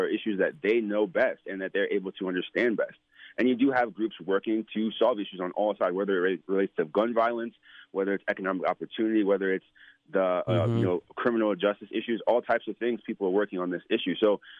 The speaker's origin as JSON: {"language": "English", "town": "New York City", "region": "New York", "country": "United States", "tie": "born there", "said": "I was born in New York. I was born"}